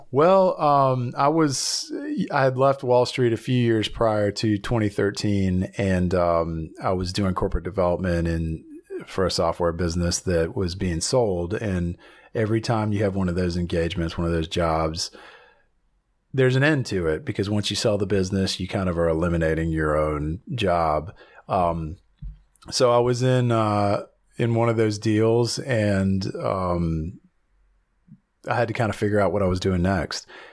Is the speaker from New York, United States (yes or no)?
no; Blacksburg, Virginia, United States; moved away as an adult; also born or lived in Atlanta, Georgia / Nashville, Tennessee; now in Los Angeles, United States; I was born and raised in a little town called Blacksburg, Virginia, in Southern Virginia